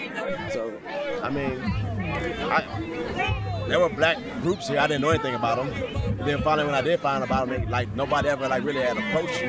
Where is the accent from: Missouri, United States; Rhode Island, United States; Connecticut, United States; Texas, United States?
Texas, United States; Houston; I'm from Houston, south side of Houston.